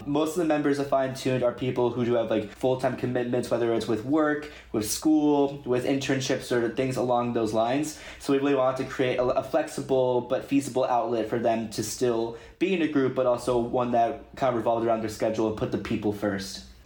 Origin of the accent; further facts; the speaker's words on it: Mid-Atlantic, United States; We're all people from the Mid Atlantic area